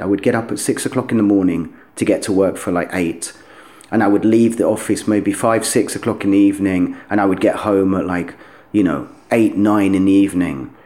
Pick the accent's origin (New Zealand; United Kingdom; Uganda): United Kingdom; London; moved away as an adult; also born or lived in Doncaster / Cornwall; now in Kharkiv, Ukraine; I grew up in London until I was a kind of teenager.